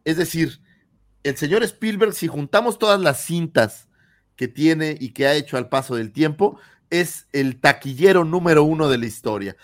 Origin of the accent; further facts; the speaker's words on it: Mexico City, Mexico; moved away; nuestra queridísima Ciudad de México, para los que somos allá chilangos